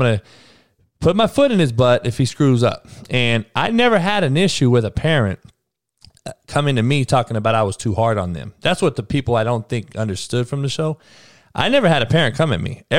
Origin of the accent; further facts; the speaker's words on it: Compton, California, United States; growing up in Compton and being at Compton College